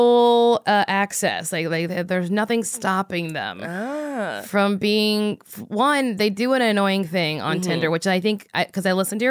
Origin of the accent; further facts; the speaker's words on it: the South, United States; now in Los Angeles, United States; I'm from the South.